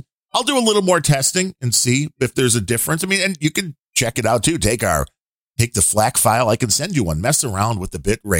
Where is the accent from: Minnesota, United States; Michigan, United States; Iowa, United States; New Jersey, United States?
Minnesota, United States; Minneapolis; You've never left Texas now, right? That's I grew up in Minneapolis.